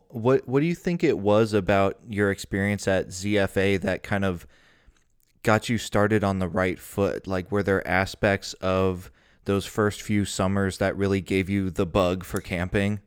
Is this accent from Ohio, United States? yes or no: yes; Cincinnati, Ohio, United States; I grew up in Cincinnati, Ohio